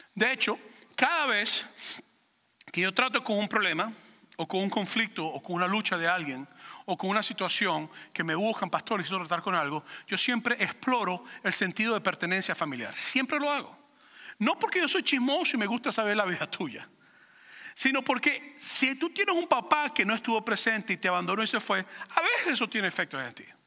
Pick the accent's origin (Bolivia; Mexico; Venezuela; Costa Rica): Venezuela; moved away; me identifico como venezolano